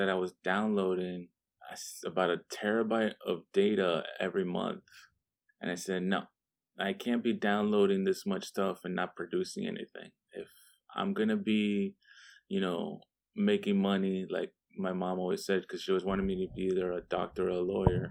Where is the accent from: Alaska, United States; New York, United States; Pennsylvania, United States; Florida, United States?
Florida, United States; Miami; moved away as an adult; also born or lived in Vermont; now in Washington, D.C., United States; I'm originally from Miami, Florida. I'm born and raised.